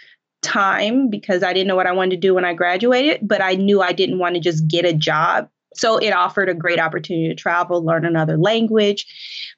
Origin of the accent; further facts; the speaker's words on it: Colorado, United States; moved away as an adult; also born or lived in New York / Washington, D.C.; I grew up in Colorado, and in a part of Colorado